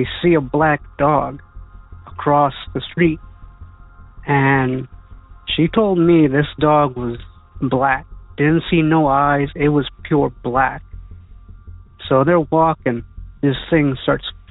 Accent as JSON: {"language": "English", "town": "San Benito", "region": "Texas", "country": "United States", "said": "I'm from San Benito, Texas"}